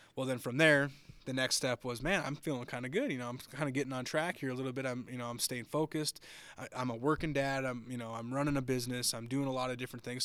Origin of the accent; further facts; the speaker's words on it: Minnesota, United States; now in Texas, United States; I live in Texas now. I, I'm originally from Minnesota. That's where I grew up